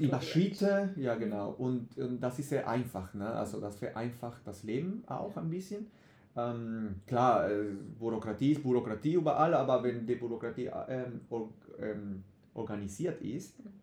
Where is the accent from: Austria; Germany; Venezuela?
Venezuela; first language Spanish; German is a second language; moved away; ich komme, wie du gesagt hast, aus Venezuela, mhm. so Spanisch ist meine Muttersprache